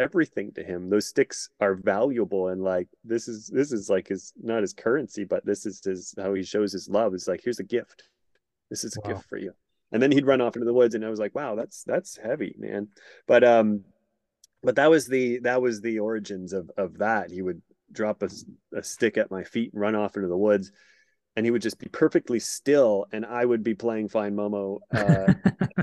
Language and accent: English; Sudbury, Ontario, Canada; moved away as an adult; my hometown of Sudbury, Ontario, Canada, north of Toronto